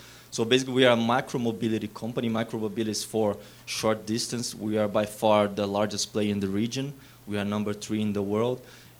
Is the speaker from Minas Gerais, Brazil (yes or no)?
no; Rio de Janeiro, Brazil; I'm not from Sao Paulo. I'm from Rio. I love Rio.